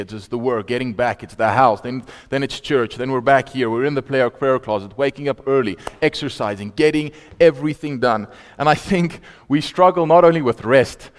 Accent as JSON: {"language": "English", "town": "Vaal Park", "region": "Free State", "country": "South Africa", "also_born_or_lived": "Potchefstroom", "moved": "yes", "said": "I'm from Vaal Park originally"}